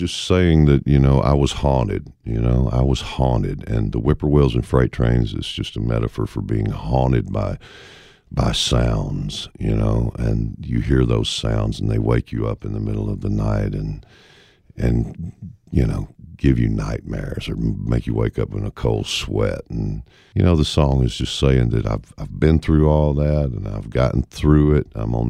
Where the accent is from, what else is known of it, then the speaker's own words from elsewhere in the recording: the South, United States; Growing up in the South